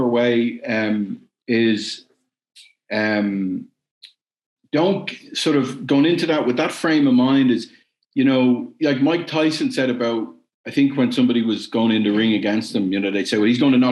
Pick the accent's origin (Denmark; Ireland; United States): Ireland; also born or lived in West Germany; I'm Irish